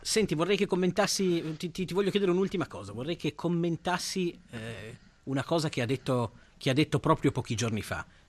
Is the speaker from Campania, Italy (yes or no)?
no; Piedmont, Italy; più padano dei padani, sono piemontese.